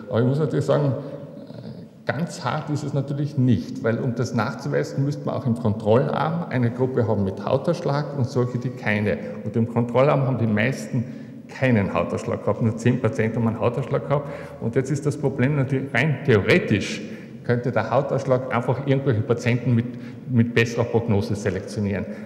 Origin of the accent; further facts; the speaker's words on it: Carinthia, Austria; Ich bin ein Kärntner. Ich kann mir einfach nicht vorstellen, nicht in Kärnten begraben zu sein.